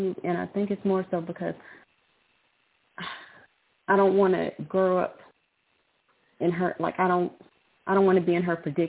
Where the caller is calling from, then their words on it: Lubbock, Texas, United States; I'm calling from Lubbock, Texas.